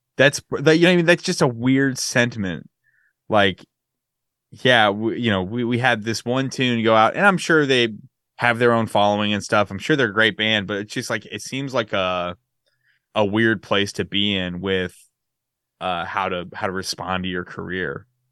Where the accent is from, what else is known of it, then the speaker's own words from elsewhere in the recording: West Coast, United States; moved away; I'm from the West Coast